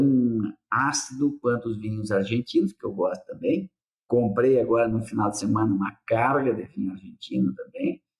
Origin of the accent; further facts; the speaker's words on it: Nova Prata, Rio Grande do Sul, Brazil; Eu sou de Nova Prata.